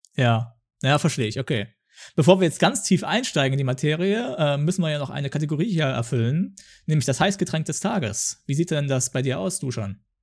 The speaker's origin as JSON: {"language": "German", "country": "Germany", "said": "ich komme ja aus Deutschland"}